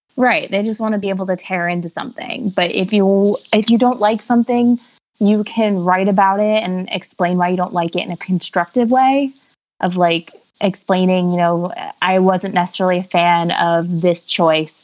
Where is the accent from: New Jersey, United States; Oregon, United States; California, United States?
New Jersey, United States; I'm from New Jersey, born and raised, still live in New Jersey